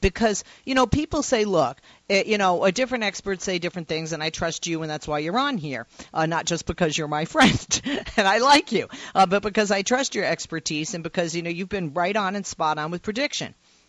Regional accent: Massachusetts, United States; I'm from Massachusetts.

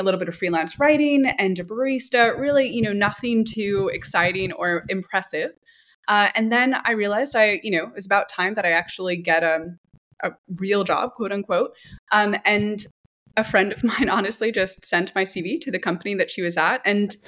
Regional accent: New York City, New York, United States; moved away as an adult; also born or lived in San Francisco Bay Area; now in Berlin, Germany; I grew up in New York City and also spent some time in the Bay Area before moving over

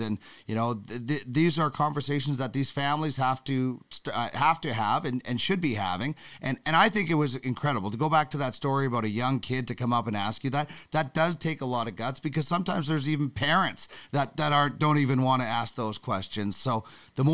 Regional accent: Brandon, Manitoba, Canada; you and I grew up playing in Brandon a little bit

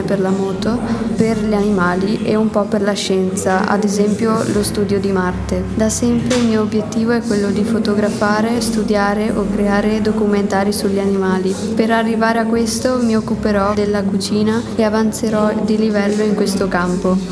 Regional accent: Trento, Trentino-Alto Adige, Italy; ho 16 anni, vengo da Trento.

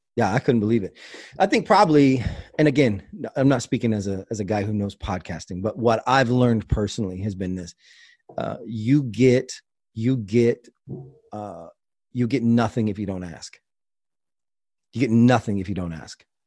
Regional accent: Kansas, United States; I grew up in Kansas, and, uh, my dad raised wolves

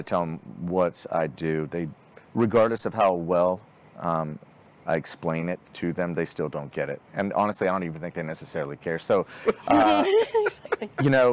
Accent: Fort Smith, Arkansas, United States; now in Dallas, United States; I grew up in Northwest Arkansas in a town called Fort Smith. That's where my formative years were, you know, mainly late junior high and high school

